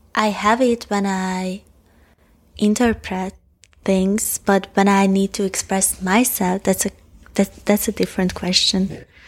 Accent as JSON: {"language": "English", "country": "Hungary", "first_language": "Hungarian", "second_language": "English", "said": "it's my second language and I have all my complex thoughts in Hungarian"}